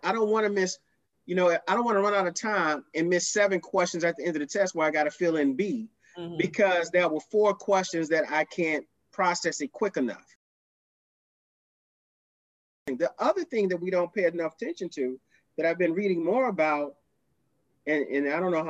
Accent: Houston, Texas, United States; Now, we grew up on the South Side of Houston.

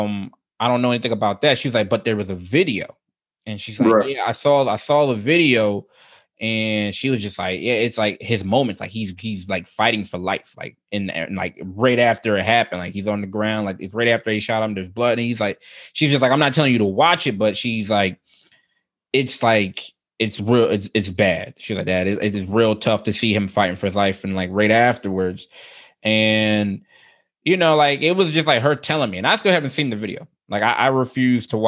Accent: Philadelphia, Pennsylvania, United States; he grew up about 6-7 blocks away from the house that I grew up in. Like we're both from the Germantown section of Philadelphia.

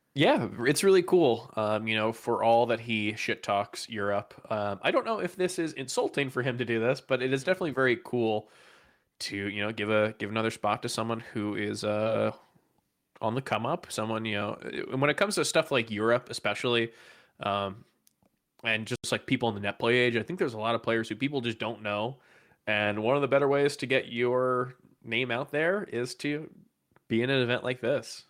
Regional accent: United States; as an American

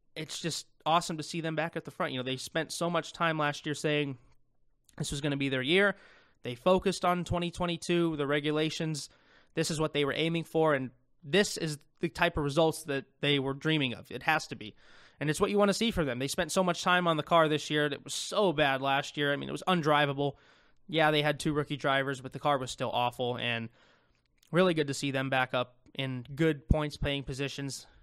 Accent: United States; I'm an American

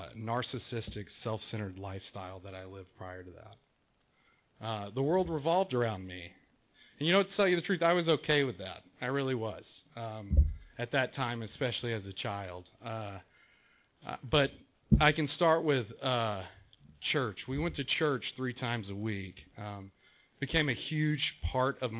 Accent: Texas, United States; now in Rancho Santa Margarita, United States; the coolest kid in Texas

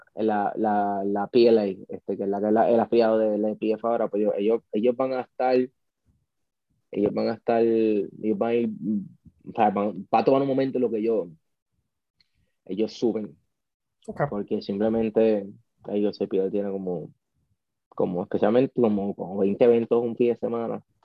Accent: Puerto Rico; somos puertorriqueños

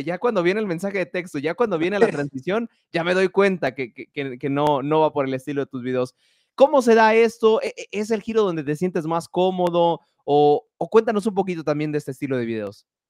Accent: Mexico; estoy hablando en México, donde soy, yo

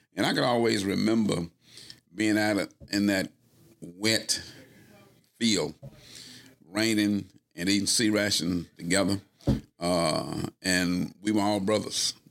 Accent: Utica, Mississippi, United States; moved away as an adult; growing up in Utica, in that large family

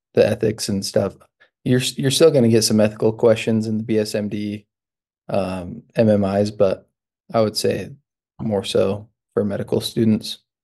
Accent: Utah, United States; moved away as an adult; also born or lived in New Mexico; now in Michigan, United States; I'm originally from Utah.

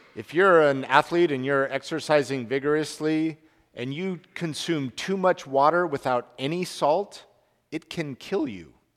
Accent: Salt Lake City, Utah, United States; I grew up in Salt Lake City, Utah

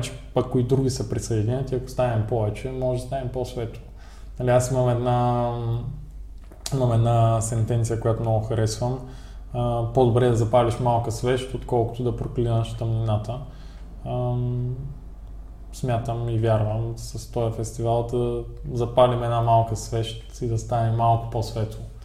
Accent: Ruse, Ruse Province, Bulgaria; ние като българи, като русенци

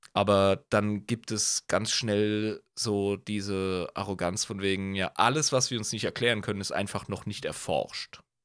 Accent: Germany; wir sind Deutsche

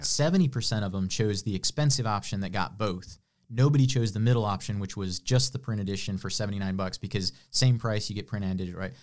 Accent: west of Chicago, Illinois, United States; born or raised there; moved away as an adult; now in Greenville, United States

